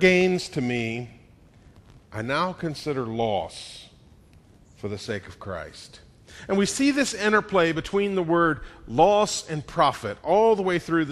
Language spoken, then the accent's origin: English; Atlanta, Georgia, United States; I was born in 1969 in Atlanta.